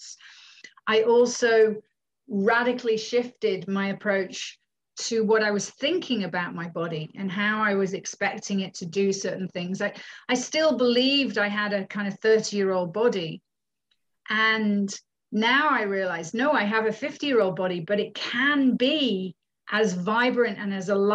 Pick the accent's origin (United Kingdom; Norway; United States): United Kingdom; moved away as an adult; also born or lived in Scotland / Findhorn, Scotland; now in Canada; I'm from the UK originally, born in the UK to a Canadian mother